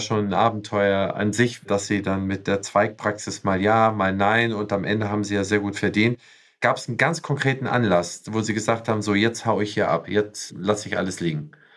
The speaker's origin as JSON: {"language": "German", "region": "West Germany", "country": "Germany", "said": "als Westdeutscher"}